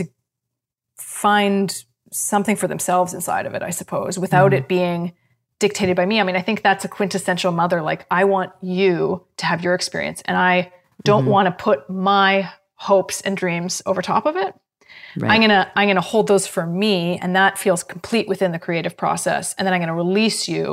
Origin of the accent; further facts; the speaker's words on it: Canada; I'm a Canadian, true and true